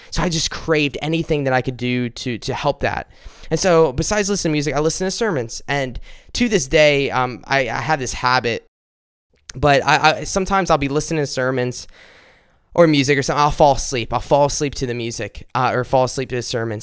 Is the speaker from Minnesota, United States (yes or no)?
no; South Carolina, United States; I'm from South Carolina